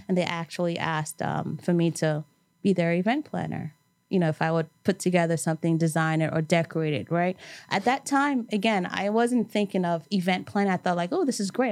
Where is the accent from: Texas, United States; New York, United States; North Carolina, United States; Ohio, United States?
New York, United States; New York City; growing up in New York, and specifically, I grew up in Brooklyn, but went to school in Manhattan.